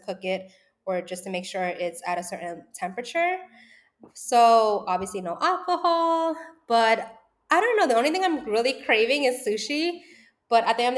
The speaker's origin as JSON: {"language": "English", "town": "New York City", "region": "New York", "country": "United States", "tie": "born or raised there", "said": "born and raised in the Lower East Side"}